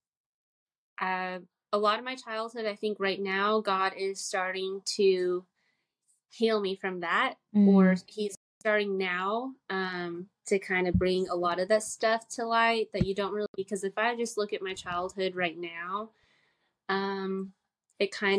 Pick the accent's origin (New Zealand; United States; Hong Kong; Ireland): United States; Utah; also born or lived in California; now in Fayetteville, United States; I'm from Utah. I'm born and raised in Utah, and then I did live in California for some time, went back to Utah, and now I'm here in North Carolina